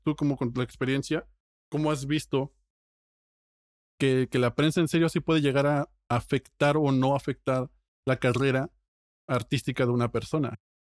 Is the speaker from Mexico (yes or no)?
yes; Mexico; yo como mexicano